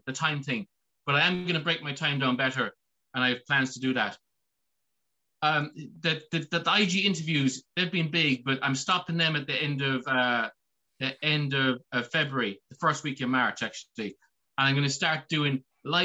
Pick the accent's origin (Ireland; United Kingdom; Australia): Ireland; I'm Irish, I'm in Ireland